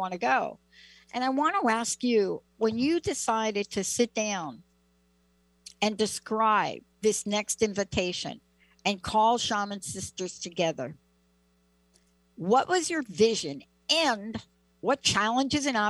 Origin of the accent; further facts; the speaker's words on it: New York City, New York, United States; me growing up in the Bronx